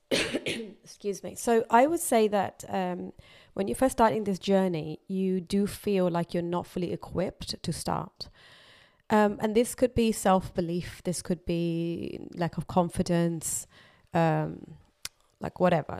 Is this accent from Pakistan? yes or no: yes; Pakistan; moved away; I was brought up in Pakistan